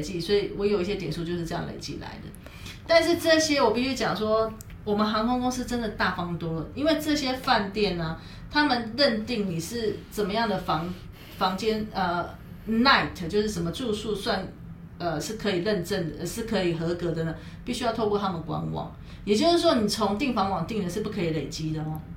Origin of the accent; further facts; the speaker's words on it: Taiwan; 身为台湾人的，我们